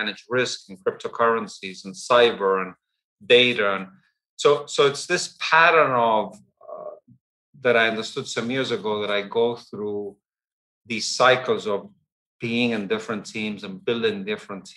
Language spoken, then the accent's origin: English; Argentina; I was born and raised in Argentina. My parents were English, and I went at a very young age to an English boarding school in Argentina.